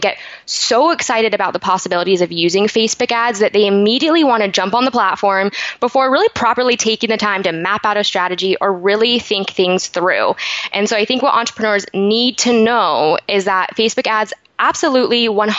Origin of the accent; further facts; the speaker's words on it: Salt Lake City, Utah, United States; now in San Diego, United States; I was actually born and raised in Salt Lake City, Utah.